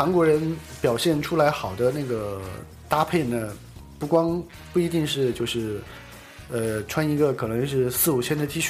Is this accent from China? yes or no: yes; China; now in South Korea; 的素质比中国人好很多，对，但是他们也会在一个封闭的房间里面跳那个跳一些什么肚皮舞啊这些，但是不像我们中国人在